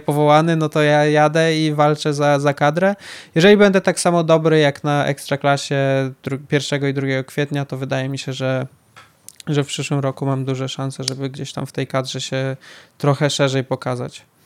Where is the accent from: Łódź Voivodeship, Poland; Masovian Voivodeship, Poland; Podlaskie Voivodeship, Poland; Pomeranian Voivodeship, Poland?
Podlaskie Voivodeship, Poland; Białystok; jestem z Białego Stoku